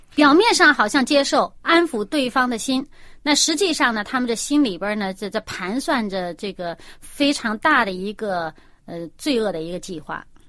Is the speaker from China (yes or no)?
yes; China; 我们中国人